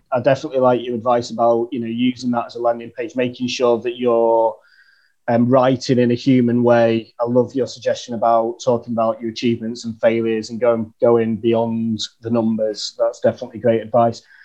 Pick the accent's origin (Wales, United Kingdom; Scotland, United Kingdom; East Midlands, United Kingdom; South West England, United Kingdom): East Midlands, United Kingdom; Chesterfield; now in London, United Kingdom; I'm living in London, uh, but right. I'm from a place called Chesterfield in the north okay. of England